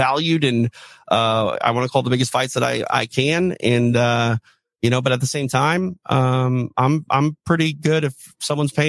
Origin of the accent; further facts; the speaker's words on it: Midwest, United States; growing up in the Midwest